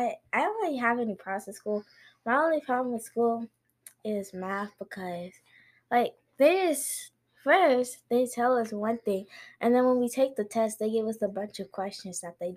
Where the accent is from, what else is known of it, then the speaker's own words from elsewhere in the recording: Georgia, United States; also born or lived in Colombia; I was born in Colombia, but I moved to Georgia